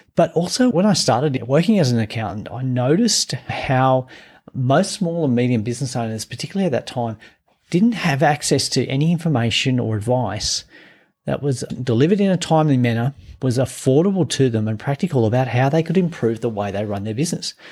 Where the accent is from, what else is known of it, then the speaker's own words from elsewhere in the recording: Gunnedah, New South Wales, Australia; I grew up in a country town in New South Wales, I'm from Gunnedah